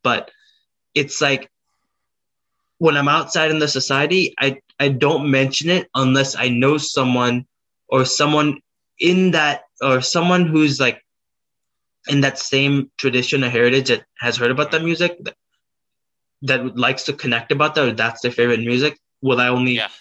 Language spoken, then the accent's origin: English; South Dakota, United States; I was born in South Dakota